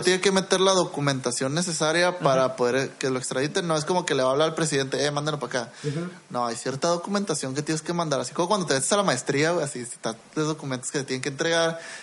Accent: Mexico; Yo también soy mexicano

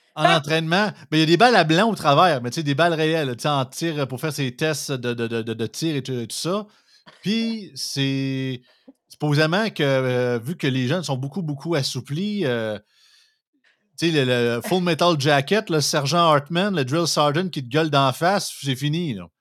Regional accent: Montmagny, Quebec, Canada; je viens de Montmagny. Ben, L'Opocatière, c'est à côté de chez nous.

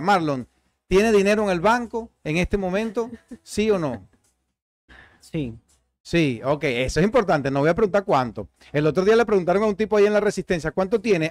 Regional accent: Venezuela; moved away; más cerca de Venezuela de lo que había estado en todos estos años desde que salí de mi tierra

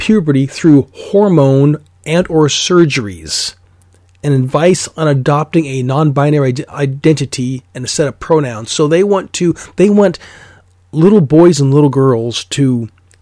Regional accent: Alaska, United States; moved away; I'm from Alaska originally

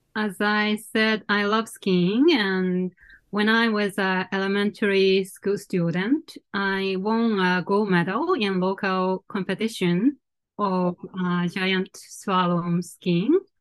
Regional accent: Sendai, Miyagi, Japan; moved away as an adult; also born or lived in Chiba Prefecture / Geneva, Switzerland; now in Tokyo, Japan; I I was born and brought up in Sendai, uh, the northern part of Japan.

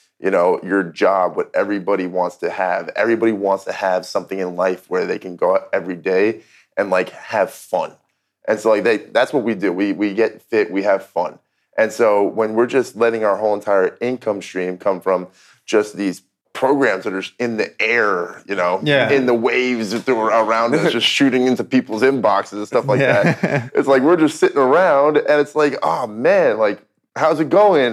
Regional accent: New Jersey, United States; I grew up in New Jersey

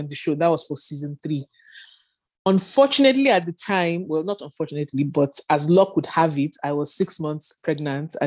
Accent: Northern Nigeria, Nigeria; moved away as an adult; also born or lived in United Kingdom; I grew up in Nigeria, in the north of Nigeria, with my dad, my mom, and my siblings

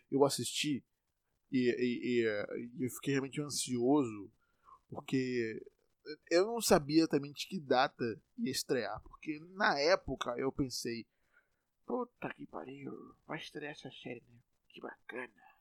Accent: Salvador, Bahia, Brazil; eu estou em Salvador, eu sou de Salvador, estou em Salvador, eu nasci em Salvador, moro em Salvador

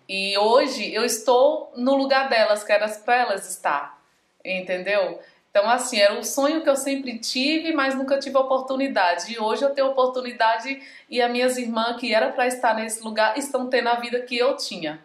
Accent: Pimenteiras, Pernambuco, Brazil; sou de Pimenteiras, Pimenteiras, Pernambuco, é do Agreste da, do, do Nordeste.

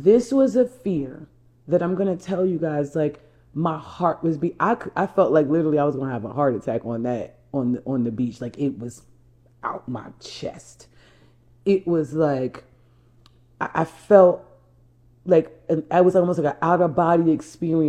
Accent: New Jersey, United States; I'm from New Jersey. I'm a Jersey girl.

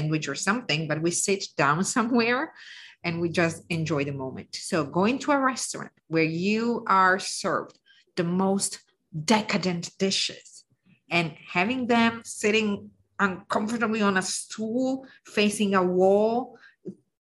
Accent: Lake Como, Lombardy, Italy; also born or lived in Piedmont; I know I said I'm from Lake Como, but my grandparents were from Piedmont

